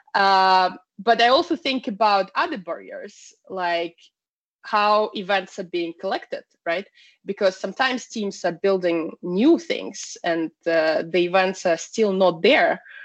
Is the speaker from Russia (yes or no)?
yes; Russia; moved away as an adult; now in Sweden; originally, I'm from Russia.